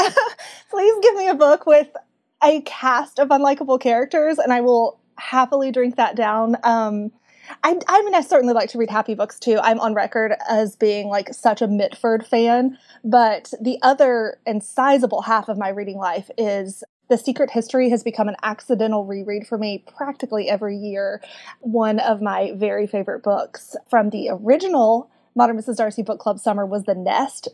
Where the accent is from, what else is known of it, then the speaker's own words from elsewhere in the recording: Kentucky, United States; accent: Southern; Growing up in Kentucky